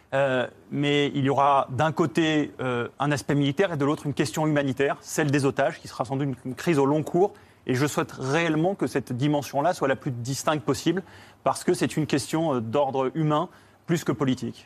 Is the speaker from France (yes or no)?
yes; France; nous, en tant que Français